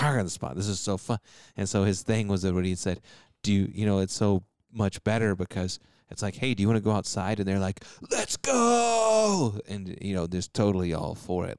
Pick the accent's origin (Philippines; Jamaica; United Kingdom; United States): United States; Texas; I grew up in Texas